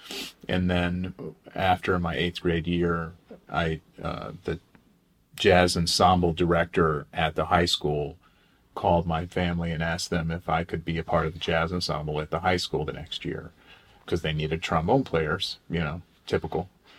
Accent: Oklahoma, United States; also born or lived in Minnesota; You know, I actually settled in Oklahoma maybe when I was about 11 or 12, but we moved around a lot prior to that. So the immediate locale before that was in Minnesota.

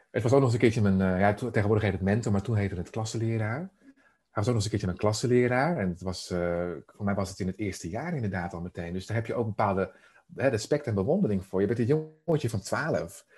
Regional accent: Emmeloord, Flevoland, Netherlands; Ik ben opgegroeid in Emmeloord, de Noordoostpolder

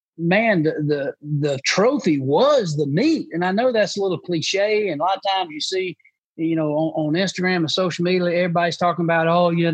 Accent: Booger Bottom, United States; when I grew up in Booger Bottom, my papa would have a bucket of shiners and a cork

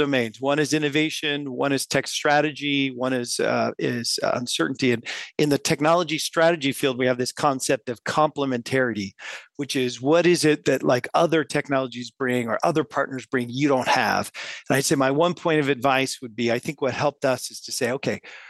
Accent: west coast of the U.S., United States; moved away as an adult; now in Paris, France; I'm not originally from France. I grew up on the west coast of the U.S.

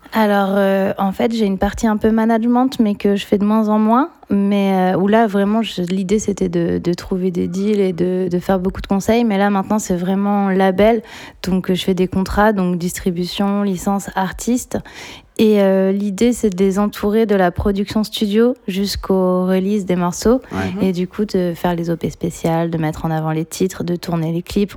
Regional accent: Caen, Normandy, France; moved away as an adult; je suis canaise, je suis née à Caen et du coup, j'ai passé euh, pour l'instant la plus grande période de ma vie à Caen

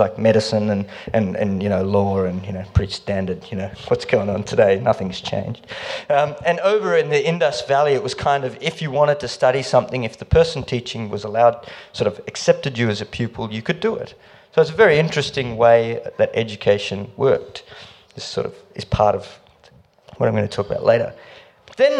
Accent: India; now in Melbourne, Australia; I'm Indian.

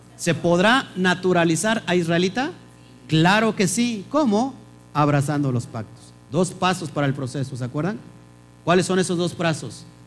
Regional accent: Mexico; como mexicanos

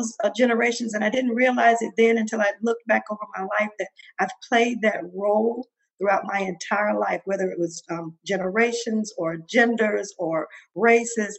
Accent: Mississippi, United States; growing up in Mississippi

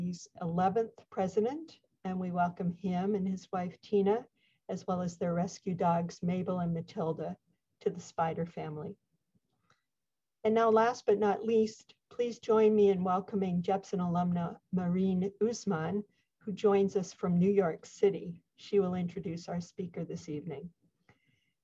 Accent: Canada; now in United States; As a Canadian living in the United States, one who was unable to visit my home country for more than 20 months during this pandemic

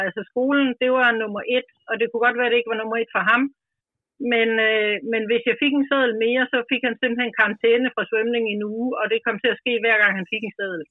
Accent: Grenå, Central Denmark Region, Denmark; also born or lived in Vestegnen; now in Ølstykke, Denmark; kommer jeg selv fra Jylland, Grenå nærmere bestemt, og er opvokset

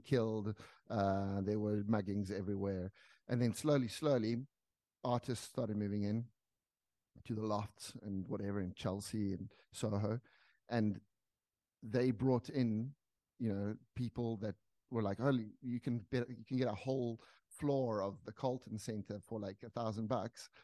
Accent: South Africa; moved away as an adult; I'm from South Africa

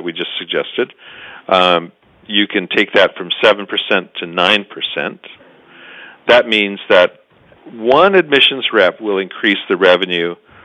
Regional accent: Canada; we're decent Canadian guys

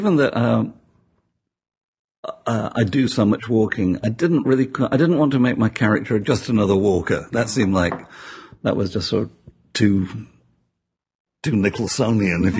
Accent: Sheffield, Yorkshire and the Humber, United Kingdom; moved away; Sheffield, my hometown

